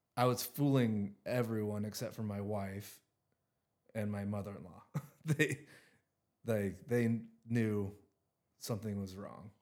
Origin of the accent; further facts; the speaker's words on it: Richland, Washington, United States; I'm from the Tri-Cities. I live, I grew up in Richland, Washington